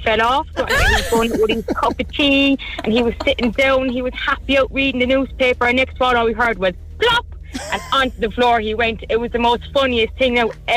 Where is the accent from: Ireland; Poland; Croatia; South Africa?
Ireland; Cork, Munster